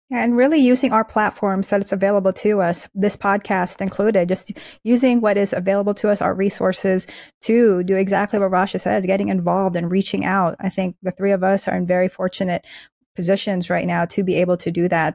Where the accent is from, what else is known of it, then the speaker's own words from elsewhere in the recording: Philippines; now in United States; I was born in the Philippines, we and my family immigrated here